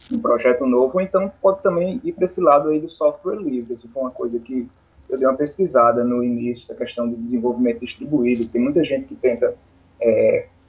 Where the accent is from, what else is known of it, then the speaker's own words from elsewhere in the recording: Paraíba, Brazil; accent: nordestino; mais um sotaque nordestino pro podcast.